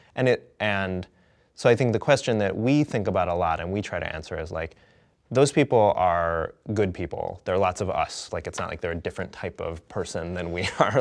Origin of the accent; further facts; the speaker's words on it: Madison, Wisconsin, United States; I grew up in Madison, Wisconsin, where the Onion is from